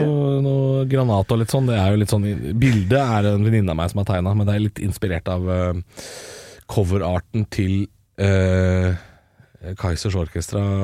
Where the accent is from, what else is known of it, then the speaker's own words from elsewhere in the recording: Drammen, Buskerud, Norway; Jeg er fra eller andre siden av byen, men jeg er fra Drammen